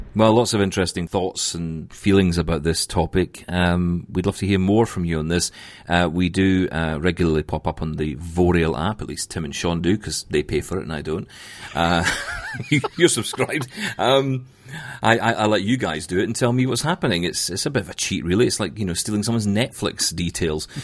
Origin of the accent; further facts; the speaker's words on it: Scotland, United Kingdom; I'm Scottish